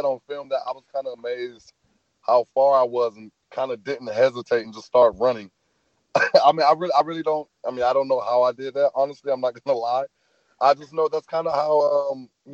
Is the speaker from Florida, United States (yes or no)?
yes; Florida, United States; I'm from Florida